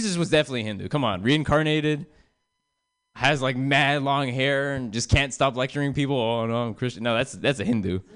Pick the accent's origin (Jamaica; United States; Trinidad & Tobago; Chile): United States; I'm American